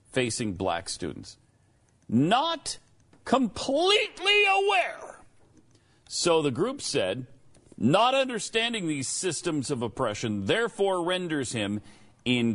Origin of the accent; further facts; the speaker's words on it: Helena, Montana, United States; now in Texas, United States; mean streets of Helena, Montana, my hometown